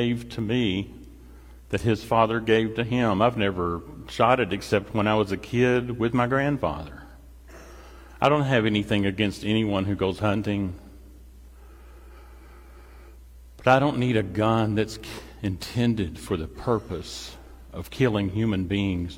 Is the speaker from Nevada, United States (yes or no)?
no; Paducah, Kentucky, United States; now in Louisville, United States; Jill and I grew up in Paducah. I went to Paducah Tillman